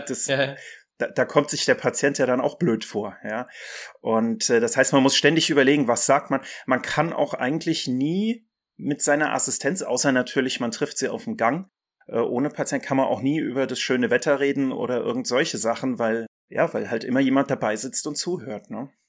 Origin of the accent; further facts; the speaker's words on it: Mainz, Rhineland-Palatinate, Germany; das schöne Mainz ist meine Heimat und meine Lieblingsstadt.